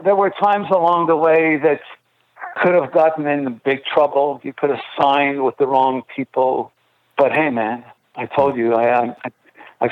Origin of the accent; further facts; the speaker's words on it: Montreal, Quebec, Canada; Growing up in Montreal, we obviously had, you know, French